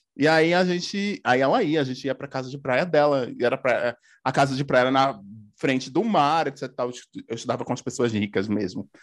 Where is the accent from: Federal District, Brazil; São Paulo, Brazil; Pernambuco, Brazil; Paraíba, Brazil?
Pernambuco, Brazil; Paudalho; moved away as an adult; also born or lived in Recife / Campinas; eu sou de Pernambuco, né? Eu sou de Recife. Não sou de Recife, sou de Paudalho